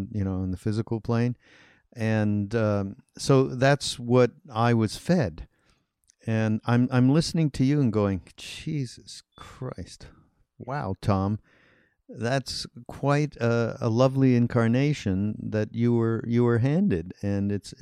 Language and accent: English; Montreal, Quebec, Canada; I'm from Canada and I'm from Montreal